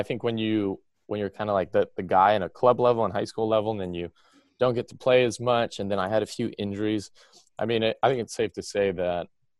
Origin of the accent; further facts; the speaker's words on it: Honolulu, Hawaii, United States; I grew up in Honolulu, Hawaii.